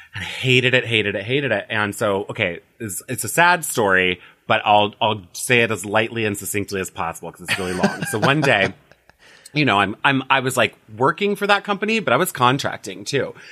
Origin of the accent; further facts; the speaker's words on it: Illinois, United States; moved away as an adult; also born or lived in Las Vegas / Los Angeles; now in West Hollywood, United States; I'm from Illinois originally, moved to Las Vegas in twenty eleven